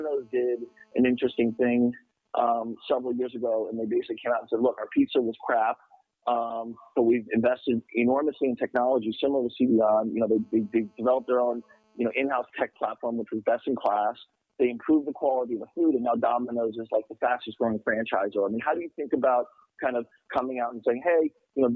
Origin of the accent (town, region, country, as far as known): United States